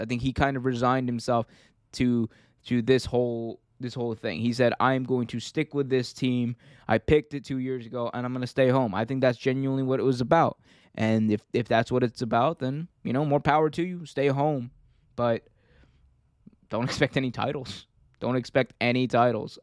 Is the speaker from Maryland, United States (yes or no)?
yes; Baltimore, Maryland, United States; I'm from Baltimore